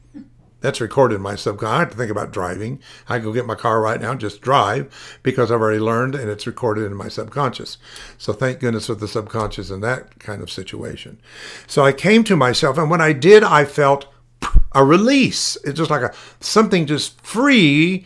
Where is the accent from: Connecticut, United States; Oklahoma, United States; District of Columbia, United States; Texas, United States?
Oklahoma, United States; Tulsa; Now, I was raised in Tulsa, Oklahoma.